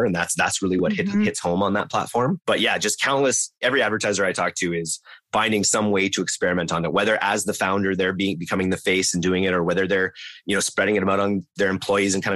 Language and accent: English; Canada; as a Canadian.